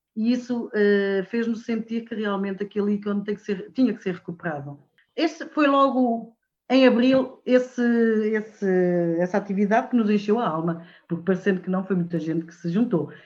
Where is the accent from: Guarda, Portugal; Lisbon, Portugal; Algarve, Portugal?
Guarda, Portugal; moved away as an adult; now in Santa Comba Dão, Portugal; Eu sou da Guarda, nem sequer sou daqui venho, sou colocada eh, em Cabanas Viriato dar aulas e vivo em Santa Combadão.